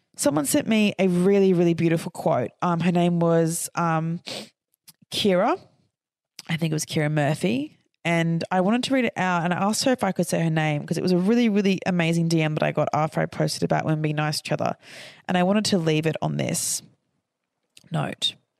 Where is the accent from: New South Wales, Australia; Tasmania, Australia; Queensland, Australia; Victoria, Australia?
Queensland, Australia; I'm from Queensland.